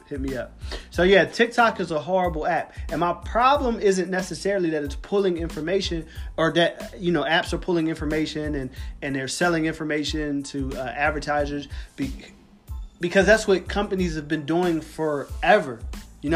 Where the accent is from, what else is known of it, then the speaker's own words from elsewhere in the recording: Philadelphia, Pennsylvania, United States; I grew up in Philadelphia